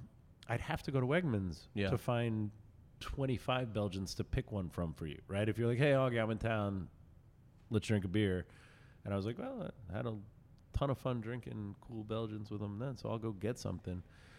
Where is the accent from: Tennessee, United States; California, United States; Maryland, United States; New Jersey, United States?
New Jersey, United States; So there's a weird thing going on in my hometown where we never really got to have really good bottle shops because Jersey's laws just don't make them make sense.